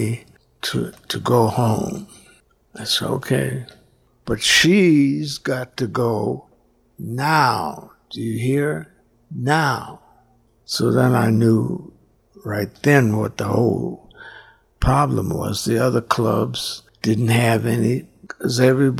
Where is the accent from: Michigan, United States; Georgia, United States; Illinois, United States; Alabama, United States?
Illinois, United States; Chicago; I'm from Chicago